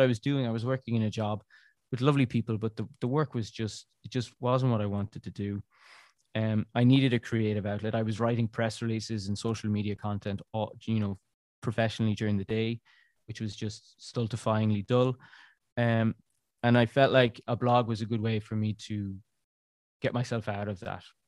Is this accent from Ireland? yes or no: yes; Ireland; moved away as an adult; now in Brussels, Belgium; being Irish